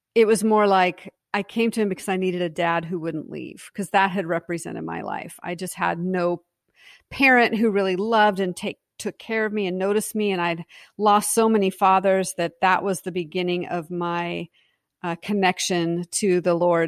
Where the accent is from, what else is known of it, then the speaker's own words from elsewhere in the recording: Pacific Northwest, United States; I was from the Pacific Northwest